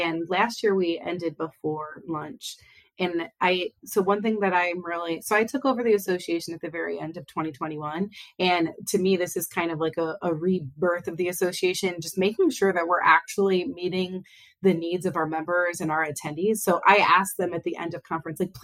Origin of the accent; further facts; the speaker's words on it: Northeast Ohio, United States; also born or lived in Athens, Ohio / Akron, Ohio / Cleveland, Ohio; I've lived in Northeast Ohio pretty much my whole life.